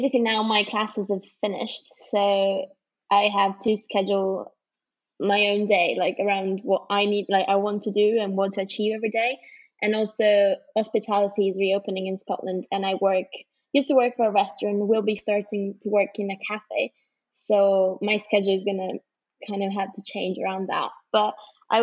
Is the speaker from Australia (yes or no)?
no; Turin, Piedmont, Italy; moved away as an adult; also born or lived in London; now in Edinburgh, United Kingdom; I'm originally from Italy, from Turin. And then I studied abroad in London. I did my undergrad there, and now I'm here in Edinburgh for my master's.